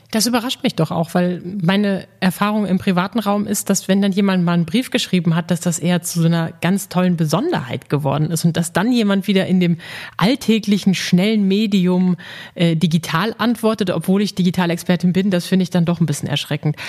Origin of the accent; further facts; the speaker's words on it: Dortmund, North Rhine-Westphalia, Germany; Ich bin gebürtige Dortmunderin